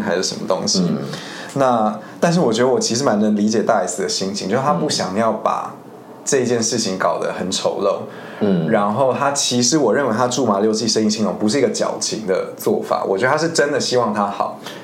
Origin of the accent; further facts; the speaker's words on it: Spain; moved away as an adult; now in Taiwan; 我虽然是在西班牙出生长大